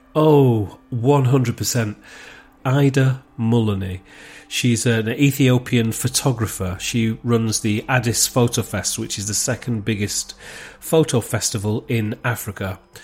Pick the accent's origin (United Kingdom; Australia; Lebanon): United Kingdom; Wigan, North West England; accent: local Wigan accent; moved away; also born or lived in Manchester; my local Wigan accent